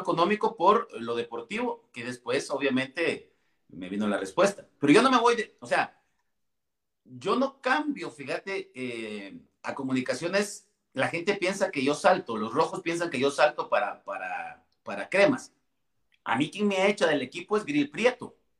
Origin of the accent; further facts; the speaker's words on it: Villa Nueva, Guatemala Department, Guatemala; yo soy originario puro de Villanueva, puro villanovano